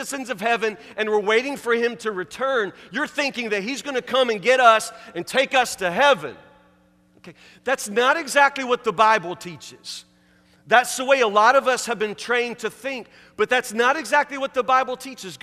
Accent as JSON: {"language": "English", "town": "Woodburn", "country": "United States", "said": "I'm from Woodburn, from Matlock"}